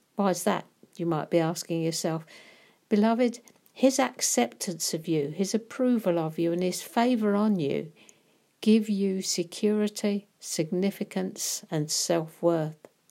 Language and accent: English; United Kingdom; being British